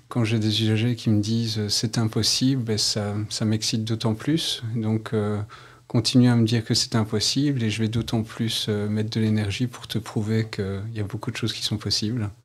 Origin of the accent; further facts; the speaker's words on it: Mons, Wallonia, Belgium; Je suis originaire de Mons